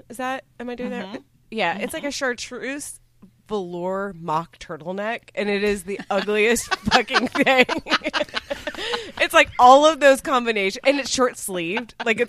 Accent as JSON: {"language": "English", "town": "Dallas", "region": "Texas", "country": "United States", "tie": "born or raised there", "also_born_or_lived": "Tennessee", "moved": "as an adult", "said": "I grew up in Dallas and I went to college in Tennessee"}